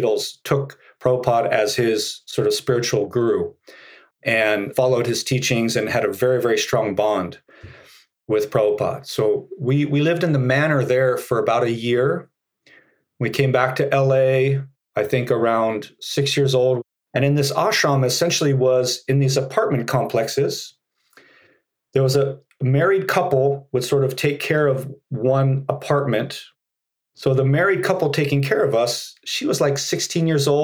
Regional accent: Los Angeles, California, United States; also born or lived in Brazil; I was born in Los Angeles

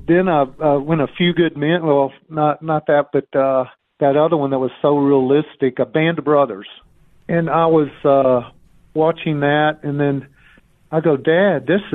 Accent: Mississippi, United States; now in Denver, United States; I'm from Mississippi.

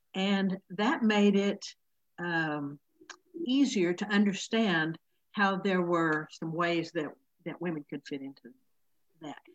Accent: Oklahoma, United States; this is the church where I grew up here in Oklahoma

